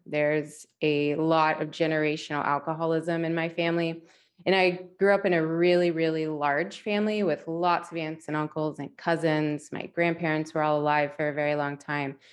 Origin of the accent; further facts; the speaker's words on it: West Virginia, United States; moved away; I was born and raised in West Virginia